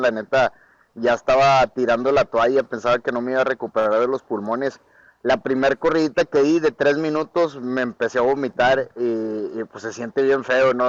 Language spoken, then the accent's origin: Spanish; northern Mexico, Mexico; yo soy un guerrero mexicano